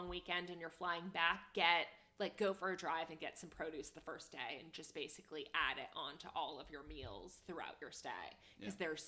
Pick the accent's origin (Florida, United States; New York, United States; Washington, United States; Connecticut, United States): Connecticut, United States; growing up in New England